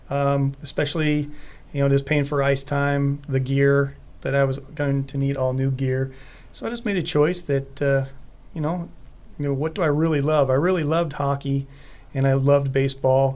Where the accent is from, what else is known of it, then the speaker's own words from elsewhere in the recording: Billings, Montana, United States; moved away as an adult; also born or lived in Sheridan, Wyoming; now in Idaho, United States; I grew up in Billings, Montana.